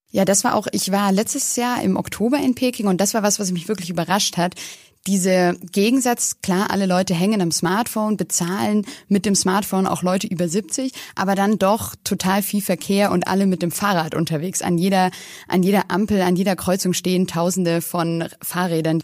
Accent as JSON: {"language": "German", "country": "Germany", "said": "in Deutschland"}